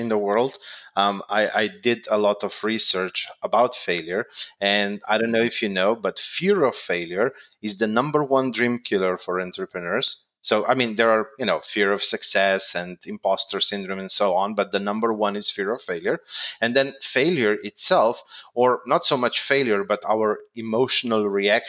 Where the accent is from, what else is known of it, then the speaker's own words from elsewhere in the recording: Slovenia; I'm from Slovenia